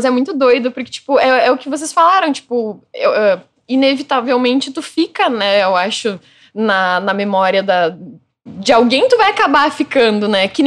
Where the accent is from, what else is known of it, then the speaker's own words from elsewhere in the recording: Rio Grande do Sul, Brazil; now in São Paulo, Brazil; Que eu sou